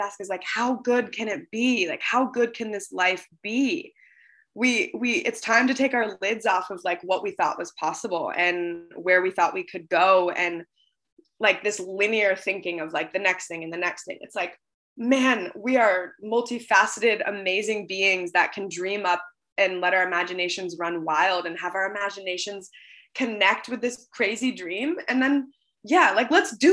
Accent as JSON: {"language": "English", "town": "Seattle", "region": "Washington", "country": "United States", "tie": "born or raised there", "moved": "yes", "said": "I grew up on the West Coast in Seattle"}